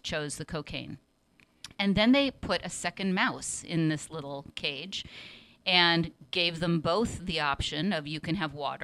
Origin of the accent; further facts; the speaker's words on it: Seattle, Washington, United States; also born or lived in New York City; now in San Francisco, United States; I'm originally from Seattle.